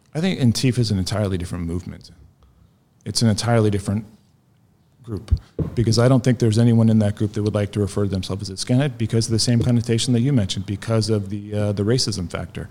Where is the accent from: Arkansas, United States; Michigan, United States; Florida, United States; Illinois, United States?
Florida, United States; Ocala; now in Israel; I grew up in Ocala, Florida, which is north central Florida.